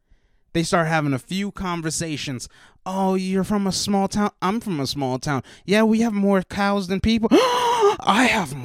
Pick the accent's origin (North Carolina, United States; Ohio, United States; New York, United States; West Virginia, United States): West Virginia, United States; I grew up in West Virginia.